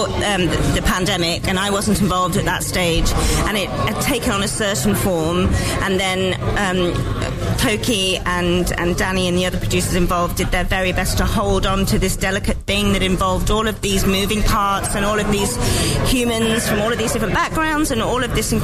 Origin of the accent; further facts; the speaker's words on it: Nottingham, East Midlands, United Kingdom; I'm one of the producers, and I'm from Nottingham.